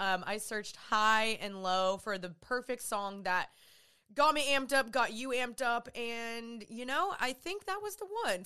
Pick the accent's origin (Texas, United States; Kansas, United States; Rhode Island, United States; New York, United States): Texas, United States; Dallas; I'm from Dallas, Texas. I'm living back here